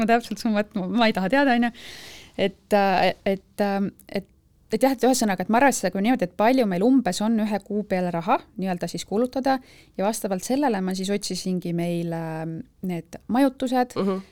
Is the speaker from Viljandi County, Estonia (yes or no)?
yes; Viljandi, Viljandi County, Estonia; now in Tallinn, Estonia; elan Tallinnas, algselt olen pärit Viljandist